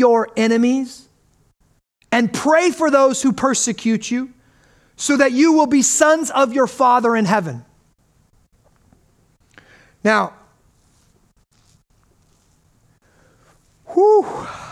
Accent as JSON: {"language": "English", "country": "United States", "said": "we grew up in America"}